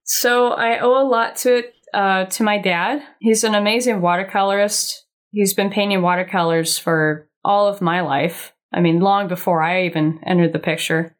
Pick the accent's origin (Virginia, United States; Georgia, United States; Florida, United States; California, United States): California, United States; Laguna Beach; I'm born and raised Laguna Beach, homegrown